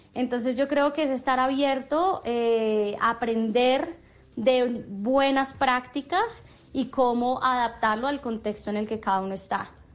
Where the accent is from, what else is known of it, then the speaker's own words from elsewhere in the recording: Colombia; nosotros como emprendedores colombianos